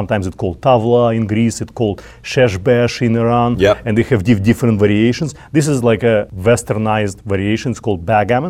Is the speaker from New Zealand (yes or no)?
no; Russia; English is a second language; moved away as an adult; now in New York, United States; Chess was my first childhood game back in Russia